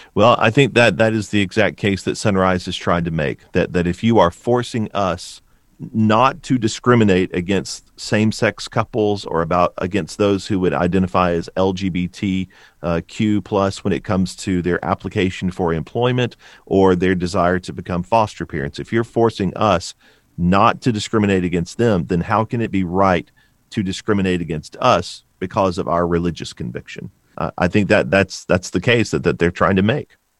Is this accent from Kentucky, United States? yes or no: yes; Bowling Green, Kentucky, United States; also born or lived in Stone Mountain, Georgia; grew up in, in Bowling Green